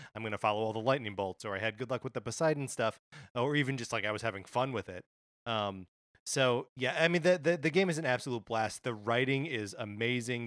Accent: Kenosha, Wisconsin, United States; moved away; I'm growing up in Wisconsin

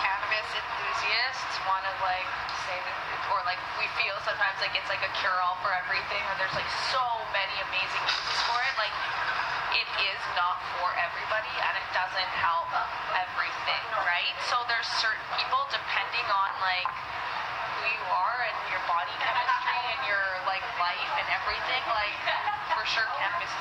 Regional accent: Alberta, Canada; I'm from Alberta

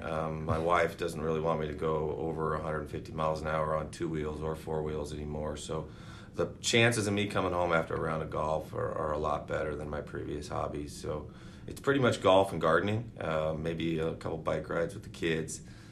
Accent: Seattle, Washington, United States; also born or lived in Enumclaw; I was born in Seattle, at Swedish Hospital. Grew up in Magnolia, West Seattle area

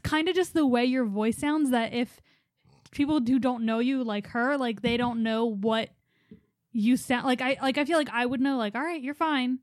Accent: Philadelphia, Pennsylvania, United States; we're from Philly

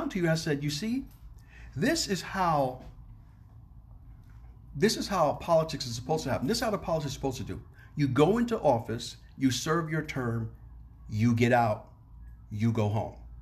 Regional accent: New York City, New York, United States; I'm from New York City

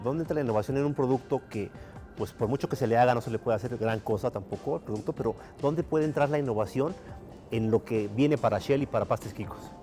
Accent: Mexico; los que somos mexicanos

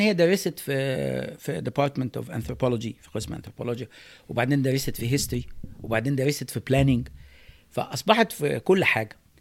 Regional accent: Egypt; also born or lived in California, United States; now in United States; احنا كمصريين

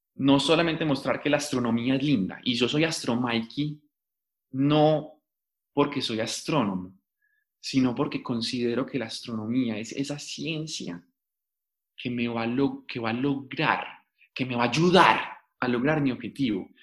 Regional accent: Paisa, Antioquia, Colombia; accent: paisa; yo soy súper paisa

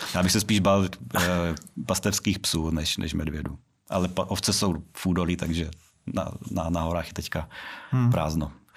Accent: Brno, South Moravian Region, Czechia; já jsem z Brna a vždycky prostě jsem, říkám, že jsem z Brna

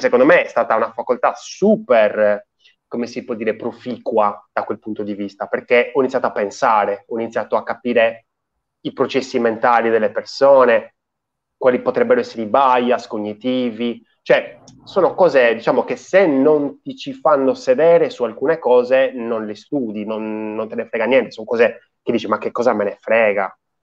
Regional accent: Sardinia, Italy; io in Sardegna, cioè praticamente vivo quel paese a fianco a quello dove ha vissuto oh. Antonio Gramsci

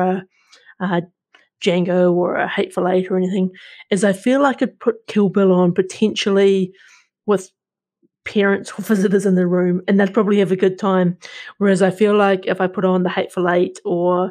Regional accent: New Zealand; born or raised there

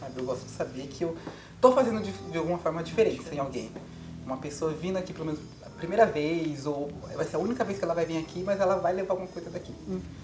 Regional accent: Carapicuíba, São Paulo, Brazil; eu sou de Carapicuíba

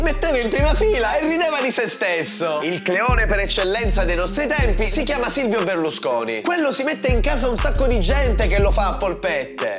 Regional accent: Isola delle Femmine, Sicily, Italy; ormai da decenni il livello di discussione nel mio paesino si è fermato alle scuole elementari

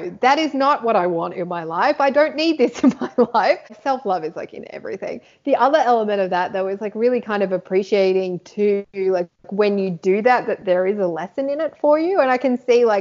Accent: Sydney, New South Wales, Australia; I'm in like a little country town out of just outside of Sydney. So I grew up in Sydney

